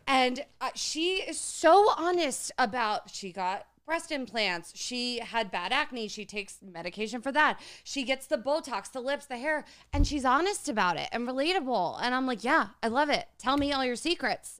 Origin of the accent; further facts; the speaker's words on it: New Jersey, United States; we're from Jersey.